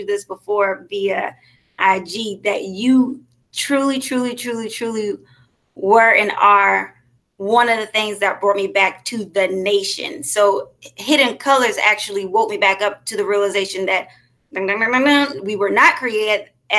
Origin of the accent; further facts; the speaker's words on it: Columbia, South Carolina, United States; also born or lived in Richmond, Virginia; now in Atlanta, United States; I am originally from Richmond, Virginia, born in Richmond, Virginia, raised in Columbia, South Carolina. Now I'm residing in Atlanta, Georgia